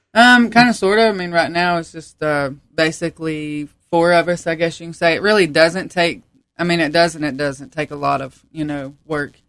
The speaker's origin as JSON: {"language": "English", "town": "Piney Creek", "region": "North Carolina", "country": "United States", "tie": "born or raised there", "also_born_or_lived": "Baltimore, Maryland", "said": "I was born in Baltimore, Maryland, but I've pretty much lived in North Carolina all my life, born and raised here."}